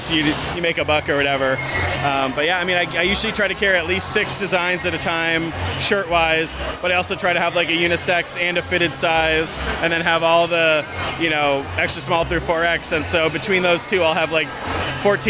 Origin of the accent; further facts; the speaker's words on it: Connecticut, United States; moved away as an adult; I'm from Connecticut originally, but I haven't lived there for the last 4.5 years.